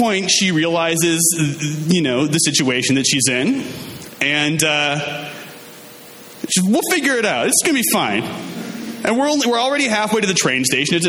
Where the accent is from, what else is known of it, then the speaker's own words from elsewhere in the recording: Minnesota, United States; I'm from Minnesota, and Minnesota, like Wisconsin, is really into, you know, winter sports.